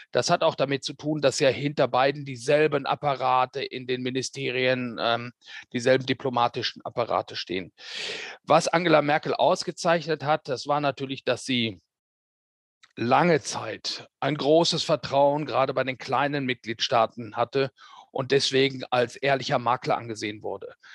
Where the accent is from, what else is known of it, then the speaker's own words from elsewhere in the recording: Hamm, North Rhine-Westphalia, Germany; moved away as an adult; now in Brussels, Belgium; Da bin ich geboren worden, in der Stadt Hamm, die jeder Deutsche kennt